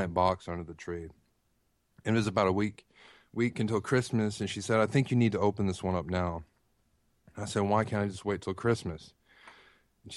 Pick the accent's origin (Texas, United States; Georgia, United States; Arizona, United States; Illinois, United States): Texas, United States; now in Tennessee, United States; I live in Tennessee now, but I grew up in Texas